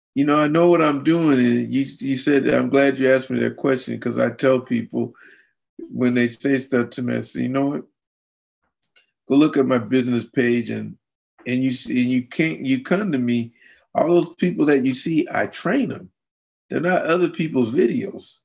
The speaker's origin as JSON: {"language": "English", "town": "Fairbanks", "region": "Alaska", "country": "United States", "tie": "born or raised there", "said": "I grew up and lived in Fairbanks, Alaska"}